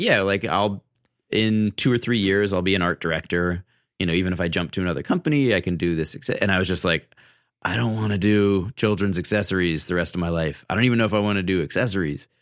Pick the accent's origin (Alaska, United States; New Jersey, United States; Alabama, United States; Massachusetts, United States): Massachusetts, United States; moved away as an adult; now in Brooklyn, United States; I grew up in Massachusetts, but my dad was from Brooklyn